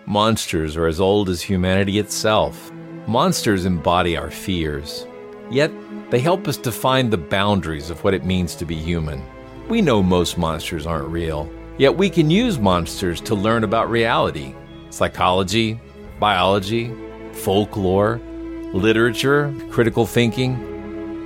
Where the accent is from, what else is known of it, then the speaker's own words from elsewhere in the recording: New Orleans, Louisiana, United States; I grew up down in New Orleans